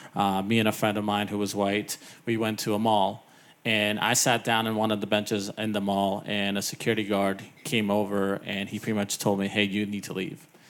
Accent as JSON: {"language": "English", "region": "California", "country": "United States", "tie": "born or raised there", "said": "growing up in California"}